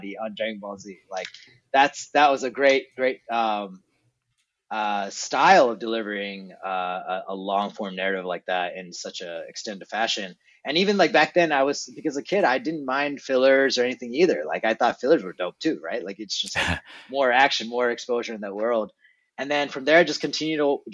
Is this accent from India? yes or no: no; Trondheim, Trøndelag, Norway; moved away; I was born in Trondheim, Norway, like a fisherman town in Norway.